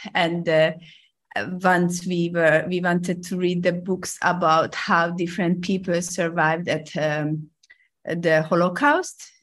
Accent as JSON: {"language": "English", "country": "Hungary", "also_born_or_lived": "Rome, Italy", "moved": "as an adult", "lives_now": "Hong Kong", "said": "I'm, I'm originally from Hungary"}